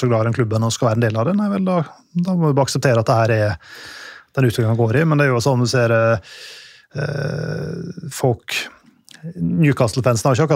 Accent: Norway; så vi kan jo kjøpe ut den jevne engelskmannen hvis vi har lyst til det, som nordmenn.

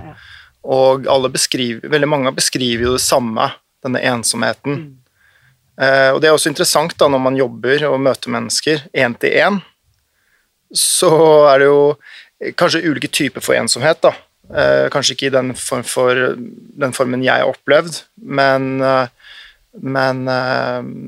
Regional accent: Oslo, Norway; accent: bokmål dialect with uvular r; also born or lived in Nordfjord / Austevoll; så flyttet vi etter jeg var rundt fem-seks år, til Oslo. Eh, og det husker jeg veldig godt, som et stort skifte. kom jo da med Eidsvolls-dialekt og anpasset meg ganske kjapt, ganske ubevisst, tror jeg, over til bokmålsdialekt, men med skarrieren fortsatt intakt

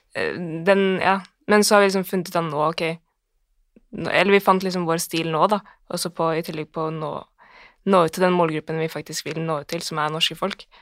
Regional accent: Bærum, Akershus, Norway; jeg er fra Bærum

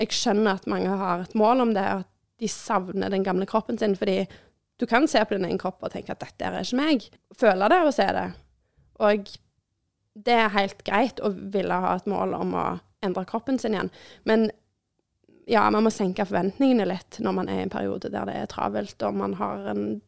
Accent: Norway; vi er nordmenn

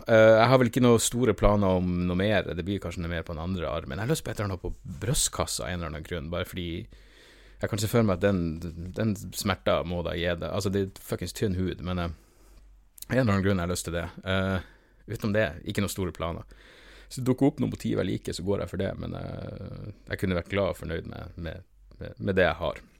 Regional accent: Norway

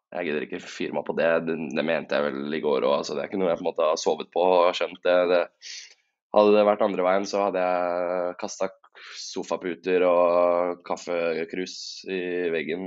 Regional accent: Tjøme, Vestfold, Norway; now in Oslo, Norway; Jeg var øh, hjemme på, hjemme på Tjøme i helgen

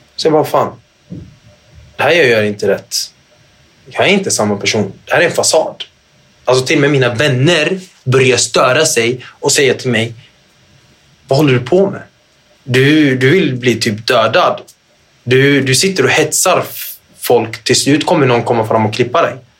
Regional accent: Gothenburg, Västra Götaland, Sweden; Göteborg där jag är ifrån Göteborg

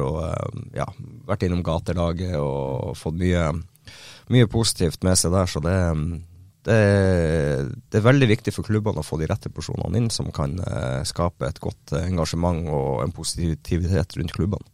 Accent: Northern Norway, Norway; hjemkommunen min og innom Bodø

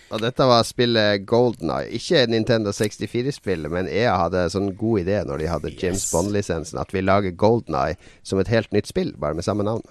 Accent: Harstad, Troms, Norway; vi var hjemme i Harstad hver helg.

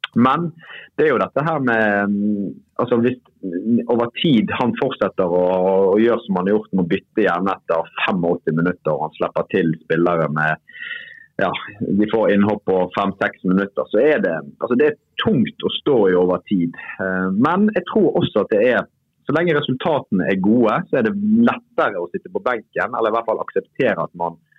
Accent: Bergen, Vestland, Norway; jeg er jo bergenser

